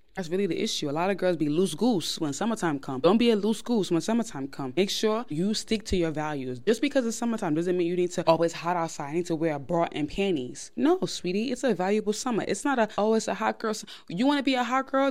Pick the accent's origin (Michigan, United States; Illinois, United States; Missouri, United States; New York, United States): New York, United States; I am born and raised in New York